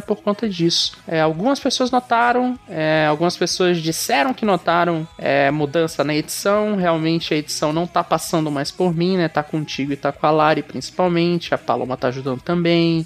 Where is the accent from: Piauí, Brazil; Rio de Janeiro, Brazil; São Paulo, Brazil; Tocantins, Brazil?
Tocantins, Brazil; Palmas; eu sou de Palmas, Tocantins